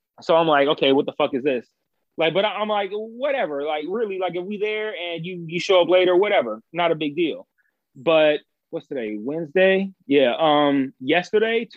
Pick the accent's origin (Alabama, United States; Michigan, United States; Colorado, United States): Michigan, United States; Detroit; moved away; I grew up in Detroit